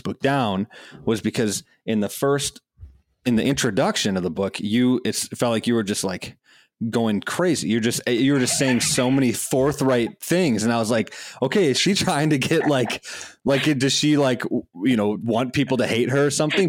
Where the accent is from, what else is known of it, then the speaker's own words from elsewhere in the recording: Madison, Wisconsin, United States; I grew up in Madison, Wisconsin